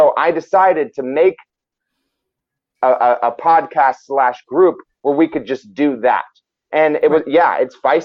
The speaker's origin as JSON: {"language": "English", "country": "United States", "tie": "born or raised there", "said": "I was born in Washington. I've lived in Washington my whole life."}